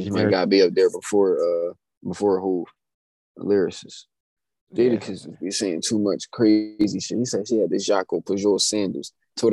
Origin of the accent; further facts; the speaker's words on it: Philadelphia, Pennsylvania, United States; I'm from Philadelphia, Pennsylvania